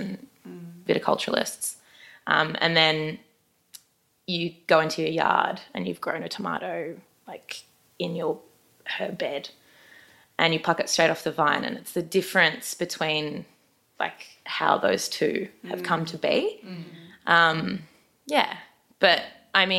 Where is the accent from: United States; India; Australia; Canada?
Australia; Brisbane, Queensland; I am from Brisbane.